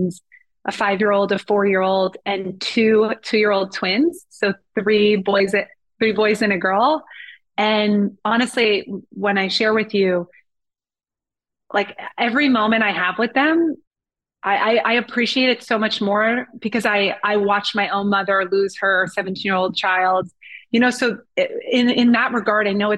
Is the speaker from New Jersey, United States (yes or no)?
yes; New Jersey, United States; I definitely had an amazing childhood, just from New Jersey